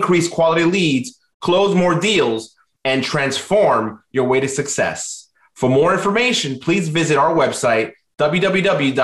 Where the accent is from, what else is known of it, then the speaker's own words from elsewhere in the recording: New York City, New York, United States; I'm from Queens.